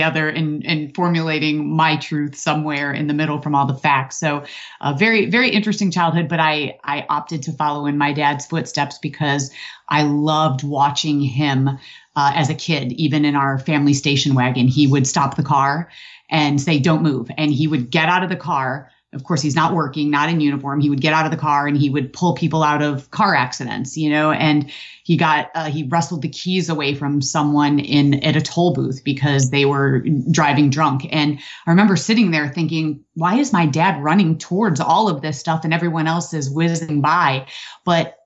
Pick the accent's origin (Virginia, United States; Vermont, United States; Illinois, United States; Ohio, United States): Illinois, United States; Aurora; moved away as an adult; now in Florida, United States; I was born in Aurora, Illinois, and that is obviously where I was lived my entire life